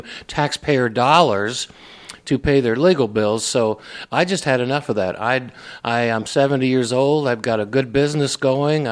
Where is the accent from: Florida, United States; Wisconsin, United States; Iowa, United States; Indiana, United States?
Indiana, United States; Indianapolis; now in Brownsburg, United States; I was raised really in Indianapolis.